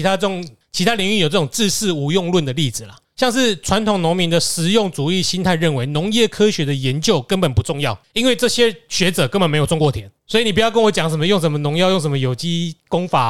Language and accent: Chinese; Taiwan; 因为我们台湾人去拜神几乎都是要这样子，我们去拜拜就是要回报